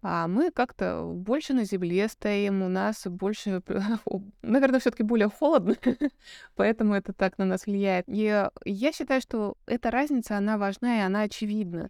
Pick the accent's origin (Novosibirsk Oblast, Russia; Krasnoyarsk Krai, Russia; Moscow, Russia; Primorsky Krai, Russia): Novosibirsk Oblast, Russia; Novosibirsk; я сама из Новосибирска